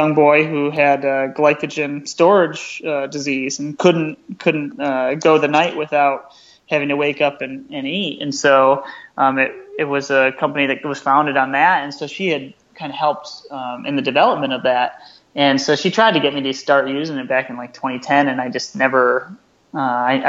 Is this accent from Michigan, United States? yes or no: yes; Grand Rapids, Michigan, United States; right here in my hometown